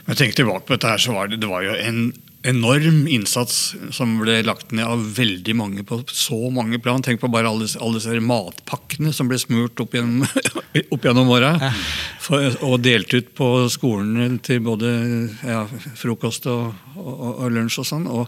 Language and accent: Norwegian; Hamar, Innlandet, Norway; born or raised there